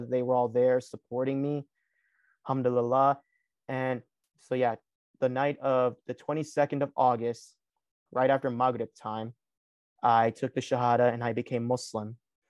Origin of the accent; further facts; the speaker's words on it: Lawrenceville, Georgia, United States; So the thing was that, yes, in my hometown of Lawrenceville, I did deal with that.